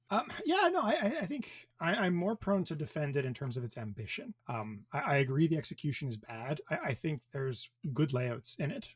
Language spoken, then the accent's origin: English; Thunder Bay, Ontario, Canada; I am from Thunder Bay, Ontario